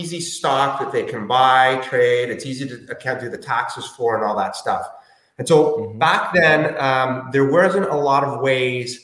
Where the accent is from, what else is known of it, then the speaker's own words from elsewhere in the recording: Chile; moved away; also born or lived in Toronto; I was born in Chile